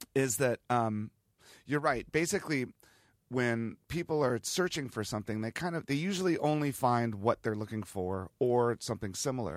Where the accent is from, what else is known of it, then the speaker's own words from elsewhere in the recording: Virginia, United States; also born or lived in Ohio / Washington, D.C.; when I was a kid growing up in Virginia